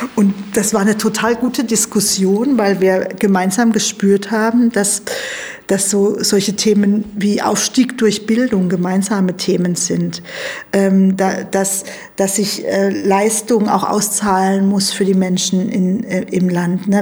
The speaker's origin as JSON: {"language": "German", "region": "a village in Baden-Württemberg", "country": "Germany", "tie": "born or raised there", "said": "Also ich bin klar in Armut aufgewachsen, ähm, allerdings auf dem Dorf"}